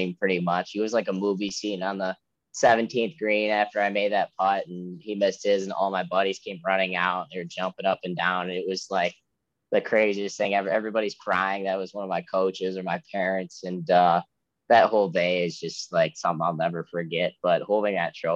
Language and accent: English; Ann Arbor, Michigan, United States; I'm actually from Ann Arbor area